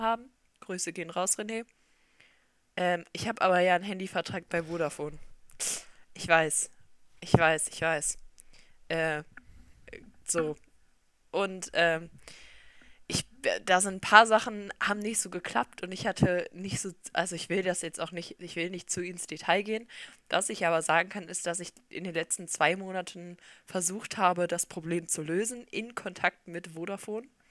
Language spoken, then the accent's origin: German; Solingen, North Rhine-Westphalia, Germany; Wir kommen beide aus Solingen